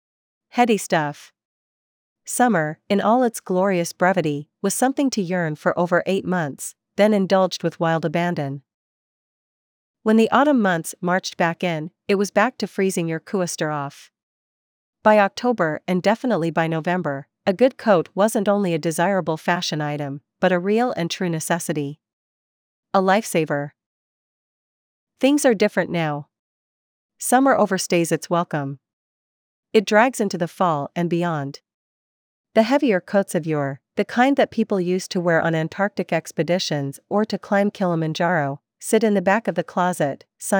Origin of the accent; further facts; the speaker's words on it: British Columbia, Canada; Growing up in the Kootenays, winter was something to be endured.